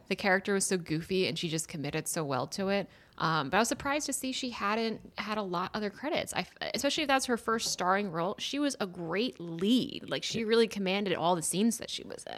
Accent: Philadelphia, Pennsylvania, United States; moved away as an adult; also born or lived in Washington, D.C.; having grown up in Philadelphia and then going to D C for college

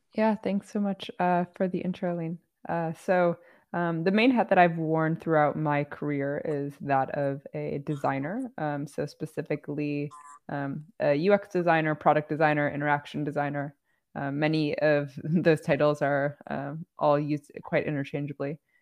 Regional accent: outside Chicago, Illinois, United States; I grew up outside Chicago

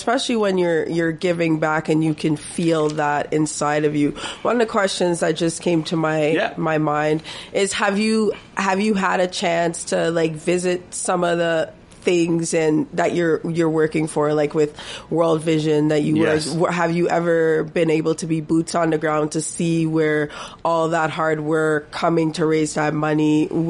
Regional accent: Toronto, Ontario, Canada; No, I grew up in Toronto, so you can't even judge that.

